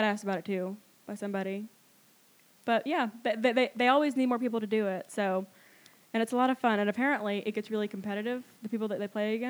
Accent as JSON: {"language": "English", "town": "Lindale", "region": "Georgia", "country": "United States", "tie": "born or raised there", "said": "I went to Pepperell High School. I lived in Lindale my whole life."}